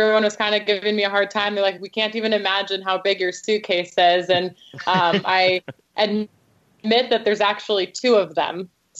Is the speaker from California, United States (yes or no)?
yes; California, United States; now in Providence, United States; I'm from California